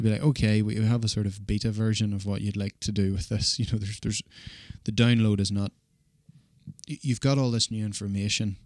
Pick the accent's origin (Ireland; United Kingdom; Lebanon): Ireland; now in Australia; as an Irish person